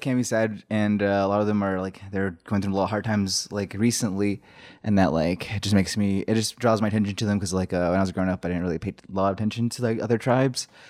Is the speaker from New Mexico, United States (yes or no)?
yes; Shiprock, New Mexico, United States; I was born in the hospital there